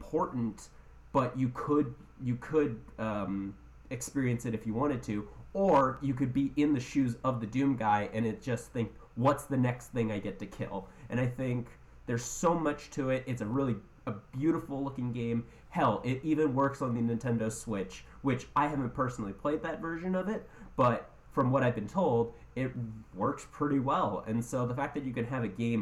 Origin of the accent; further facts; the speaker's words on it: Canada; I'm too Canadian